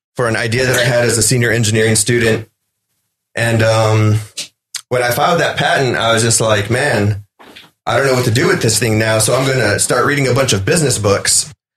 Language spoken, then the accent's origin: English; Freer, Texas, United States; moved away; small town, um, 2,500. My graduating class was one of the biggest in years